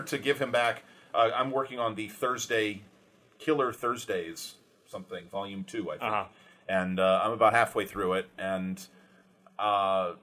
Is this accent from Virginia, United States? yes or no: no; Maine, United States; I'm from Maine